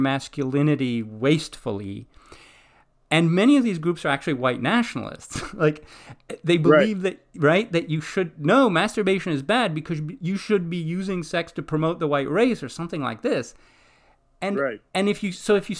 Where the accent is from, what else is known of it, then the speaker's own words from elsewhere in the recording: Greece; moved away; I grew up in Greece